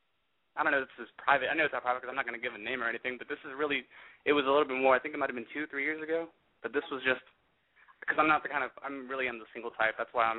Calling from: Austin, Texas, United States; I'm calling from Austin.

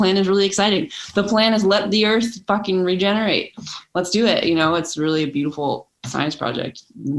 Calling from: Los Angeles, California, United States; I'm joining you from Los Angeles, California.

